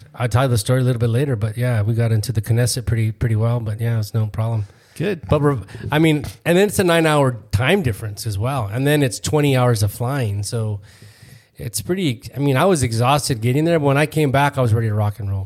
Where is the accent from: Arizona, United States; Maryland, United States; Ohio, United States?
Arizona, United States; Phoenix; We're from Phoenix, Arizona